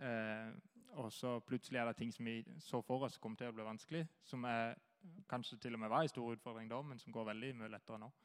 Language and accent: Norwegian; Kristiansand, Agder, Norway; Jeg kommer fra Flekkerøya